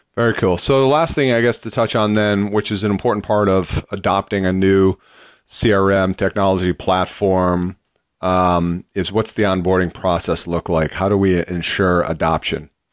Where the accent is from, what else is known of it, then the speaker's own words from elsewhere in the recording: Boston, Massachusetts, United States; Boston, which is my hometown